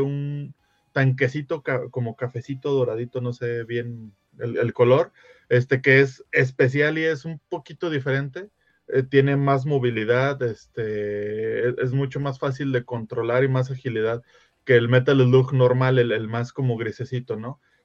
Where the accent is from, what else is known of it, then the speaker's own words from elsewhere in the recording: Mexico; Uno, uno como mexicano